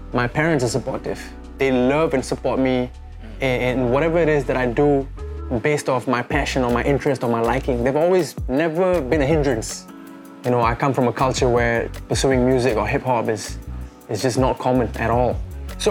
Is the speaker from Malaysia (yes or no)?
no; Singapore; We're such a small country, we're from Southeast Asia